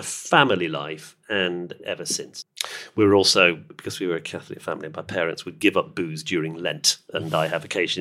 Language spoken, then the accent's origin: English; United Kingdom; we're sitting here, you and I, in central London, and we're both British.